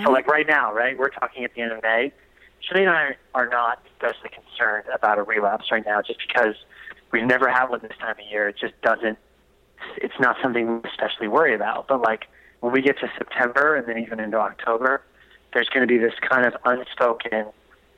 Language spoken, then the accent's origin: English; East Coast, United States; moved away; also born or lived in Delaware; I'm from the East Coast, I'm a surfer